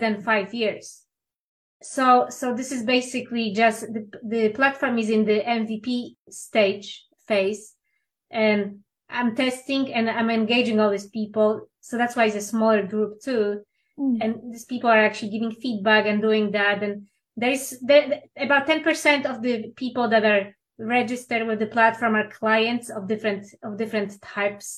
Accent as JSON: {"language": "English", "country": "Poland", "tie": "born or raised there", "second_language": "English", "moved": "as an adult", "lives_now": "Los Angeles, United States", "said": "I'm originally from Poland"}